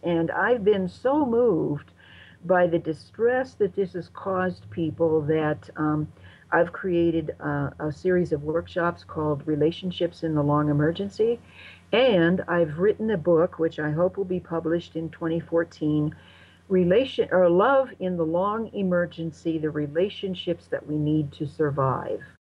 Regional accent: United States

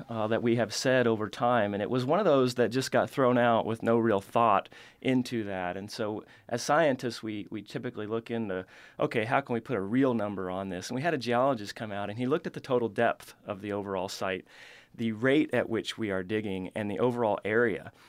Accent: the Ozarks, Missouri, United States; now in Tennessee, United States; I grew up in Missouri, in the Ozarks, which is a really cave-rich region.

